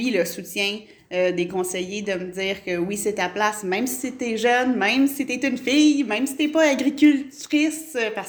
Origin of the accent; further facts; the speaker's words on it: Quebec, Canada; Moi, je suis près d'Ayers puis je le dis pas que je viens de Stan je dis que je viens de près d'Ayers